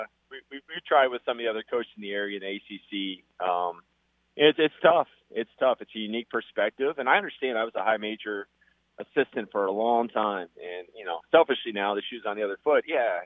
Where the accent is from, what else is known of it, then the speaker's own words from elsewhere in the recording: Atlanta, Georgia, United States; I grew up in Atlanta and I've spent time in the Southeast.